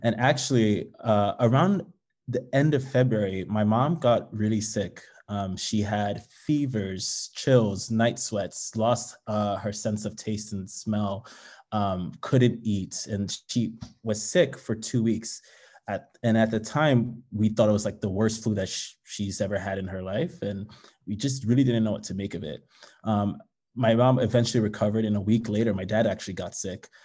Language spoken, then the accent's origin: English; New York City, New York, United States; also born or lived in Nigeria; I was born in Nigeria and immigrated to the U S to the Bronx at the age of two with my parents